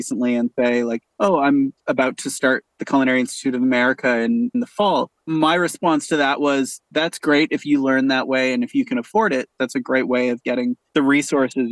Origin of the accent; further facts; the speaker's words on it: Canada; also born or lived in Winnipeg / Toronto; as a Canadian